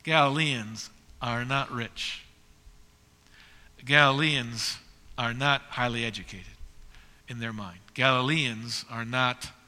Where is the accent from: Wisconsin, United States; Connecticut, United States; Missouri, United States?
Wisconsin, United States; eastern; moved away; I'm from eastern Wisconsin where we pronounce every vowel as if, and we don't allow them to blend.